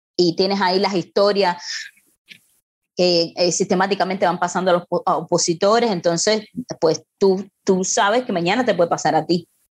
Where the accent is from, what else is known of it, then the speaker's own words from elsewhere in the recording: Cuba; moved away as an adult; cuando yo salí de Cuba, que salí para un taller en Praga